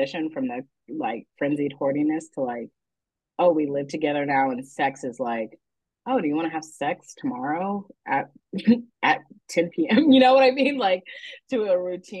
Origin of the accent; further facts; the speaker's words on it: Texas, United States; I grew up in Texas